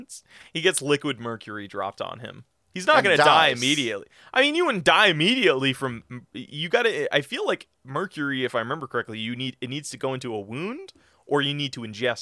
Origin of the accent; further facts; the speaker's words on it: California, United States; My home state, bro, I've never left.